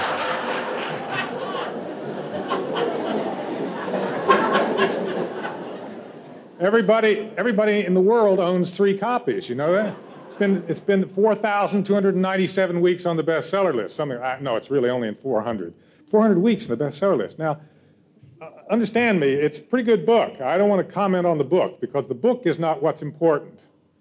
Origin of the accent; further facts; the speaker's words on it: California, United States; I'm from California